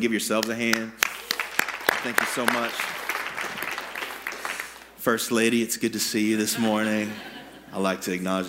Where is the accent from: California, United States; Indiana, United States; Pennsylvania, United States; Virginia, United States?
Indiana, United States; Indianapolis; moved away as an adult; I grew up in Indianapolis. I graduated from Lawrence Central High School